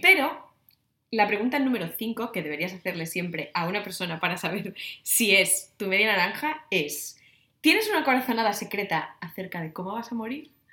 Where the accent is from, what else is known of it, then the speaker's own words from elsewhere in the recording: Navia, Asturias, Spain; Navia, mi pueblo